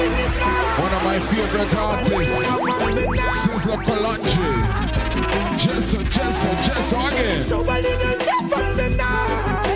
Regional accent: New York City, New York, United States; my hometown of Brooklyn, New York.

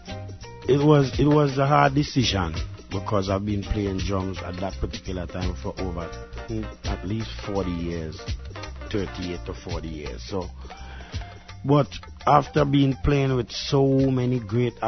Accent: Trinidad & Tobago; I was born in the Caribbean, to be exact, in the island of Trinidad, in the 50s.

